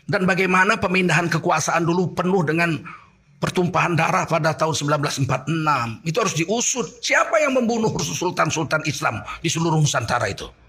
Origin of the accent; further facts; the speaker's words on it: Sumatra, Indonesia; Ini kita orang Sumatera juga ikut perang.